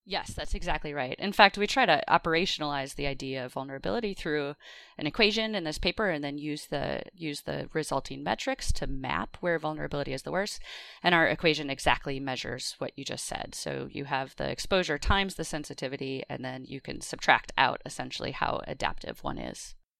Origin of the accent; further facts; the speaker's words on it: Wisconsin, United States; moved away; I grew up in Wisconsin